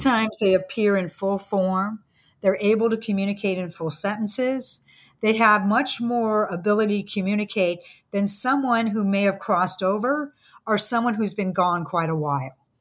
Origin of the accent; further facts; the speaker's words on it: San Francisco, California, United States; I grew up in San Francisco, um, in the sixties